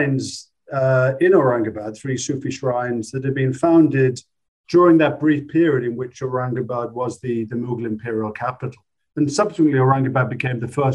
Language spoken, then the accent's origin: English; British Midlands, England, United Kingdom; I grew up in the British Midlands